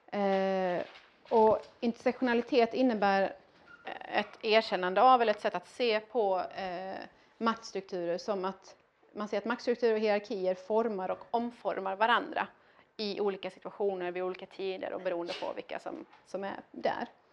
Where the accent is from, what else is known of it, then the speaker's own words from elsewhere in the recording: Iran; now in Sweden; jag inte var man född i Iran utan jag var kvinna född i Iran